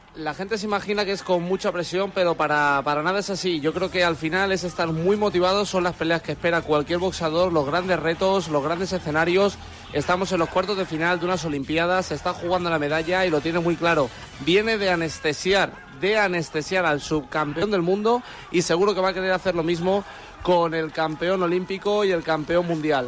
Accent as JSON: {"language": "Spanish", "country": "Spain", "said": "el campeón de Europa Super Ligero que soy yo español"}